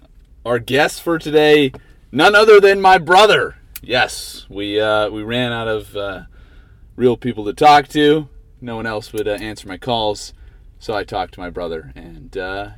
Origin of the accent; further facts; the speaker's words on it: Canada; now in United States; I am Canadian, yes. I will talk about it a lot. But I think I've been indoctrinized into the American culture.